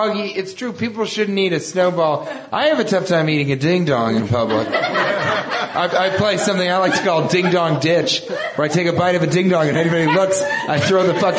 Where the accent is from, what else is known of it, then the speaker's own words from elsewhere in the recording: Denver, Colorado, United States; I'm from Denver.